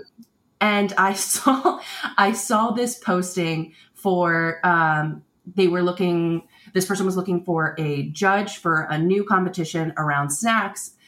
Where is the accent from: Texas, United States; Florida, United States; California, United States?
Florida, United States; Tampa; I grew up in Florida